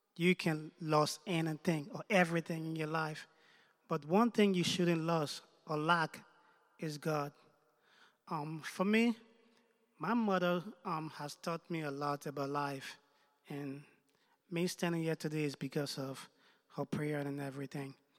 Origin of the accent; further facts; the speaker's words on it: Liberia; also born or lived in United States; now in Canada; I was born in Liberia. Um, I lived in the United States for a couple of years before moving to Canada about a year ago